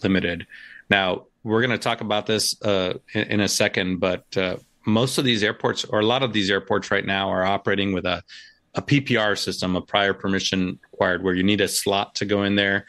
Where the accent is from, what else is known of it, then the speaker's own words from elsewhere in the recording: Puerto Rico; I grew up in Puerto Rico